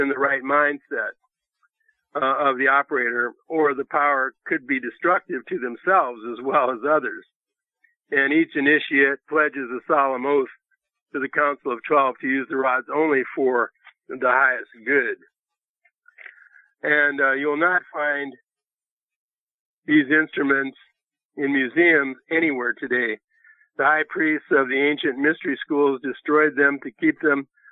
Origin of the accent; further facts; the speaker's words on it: Nebraska, United States; I'm from Nebraska, and that's next to Missouri, the show me state.